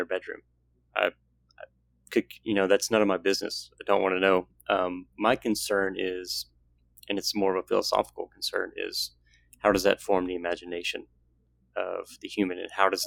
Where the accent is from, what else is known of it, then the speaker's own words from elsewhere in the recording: the South, United States; growing up in the South